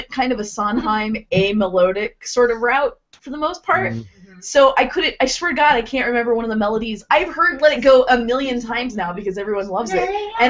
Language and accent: English; Fort Worth, Texas, United States; now in Portland, United States; my hometown museum